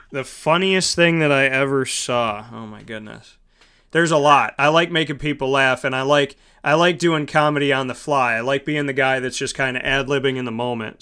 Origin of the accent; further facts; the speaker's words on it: Syracuse, New York, United States; I grew up in Syracuse